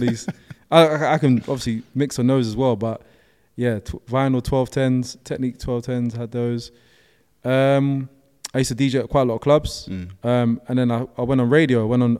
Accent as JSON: {"language": "English", "town": "Brixton", "region": "London", "country": "United Kingdom", "said": "obviously I'm from Brixton as well. Like from Brixton, we're not like, that's not something we're going to do, innit?"}